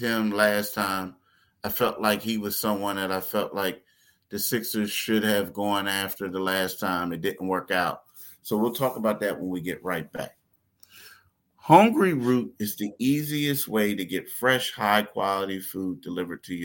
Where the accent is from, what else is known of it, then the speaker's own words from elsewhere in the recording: Philadelphia, Pennsylvania, United States; me and you being from Philly